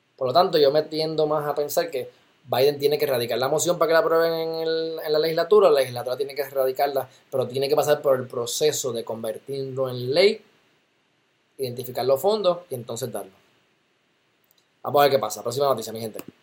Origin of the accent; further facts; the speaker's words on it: Loíza, Puerto Rico; Yo viví en Loiza. Me crié en Loiza, como quien dice